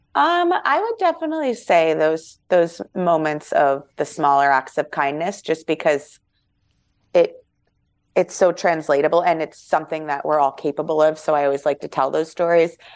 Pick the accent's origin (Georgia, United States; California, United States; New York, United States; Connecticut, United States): New York, United States; we're from New York